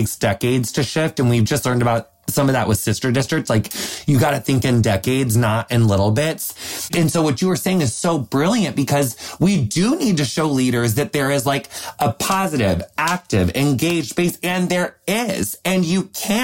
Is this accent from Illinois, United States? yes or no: yes; Quincy, Illinois, United States; my hometown of Quincy